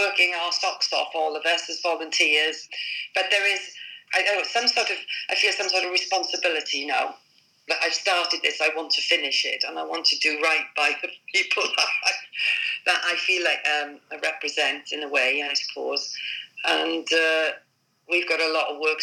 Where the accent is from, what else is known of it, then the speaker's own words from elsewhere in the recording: Wales, United Kingdom; moved away as an adult; also born or lived in England; coming from Wales where everybody, you know, put a red rosette on a donkey and people will vote Labour. Well, I mean, I moved from Wales when I was 18